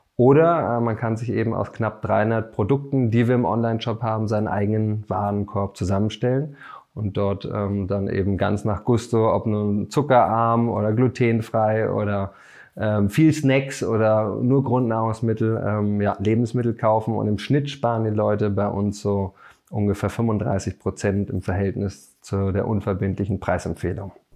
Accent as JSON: {"language": "German", "region": "Berlin", "country": "Germany", "said": "bin Berliner"}